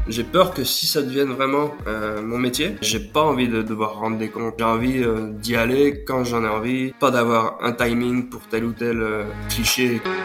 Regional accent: Lyon region, Auvergne-Rhône-Alpes, France; also born or lived in Brittany / Pyrénées-Orientales; je suis né en Bretagne, mais très tôt, je suis arrivé en, région, en région euh, lyonnaise

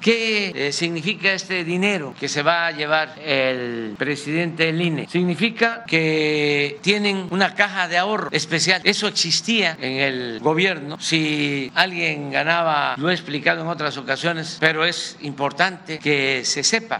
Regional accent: Tabasco, Mexico; aquí en mi tierra

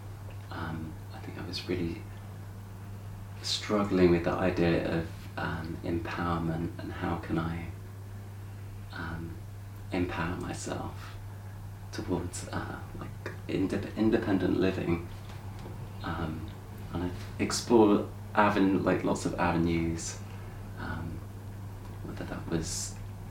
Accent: Brighton, South East England, United Kingdom; I grew up in Brighton

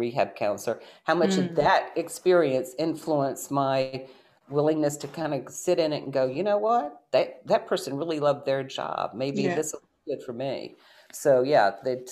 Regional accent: Shenandoah Valley, Virginia, United States; moved away as an adult; I grew up in the Shenandoah Valley of Virginia

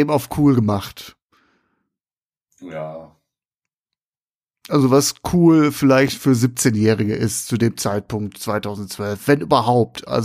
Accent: Essen, North Rhine-Westphalia, Germany; ich komme aus Essen Nord, komme ich.

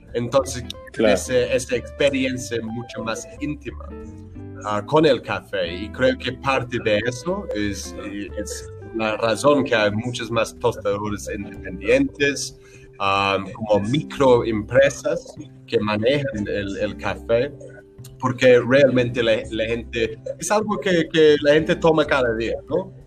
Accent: Brighton, South East England, United Kingdom; Spanish is a second language; now in Bogotá, Colombia; yo soy de, de, de, de, un pueblito que queda una hora más o menos sur de, de Londres, en la costa

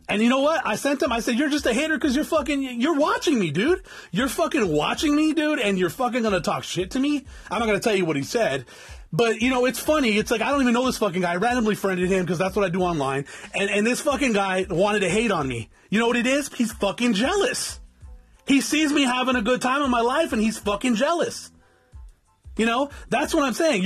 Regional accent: South Tucson, Arizona, United States; I'm from South Tucson and that's the way we talk

